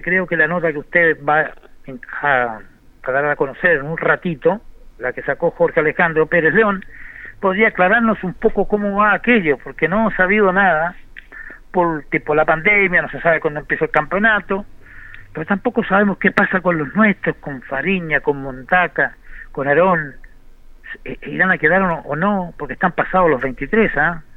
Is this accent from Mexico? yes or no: no; Linares, Maule, Chile; Nosotros como linarense, que somos una radio de Linares, de nuestra villa que amamos